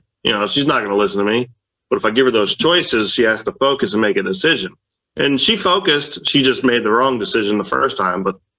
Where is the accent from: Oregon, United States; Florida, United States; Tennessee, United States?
Florida, United States; South; also born or lived in Pensacola, Florida; where I grew up down in South Florida.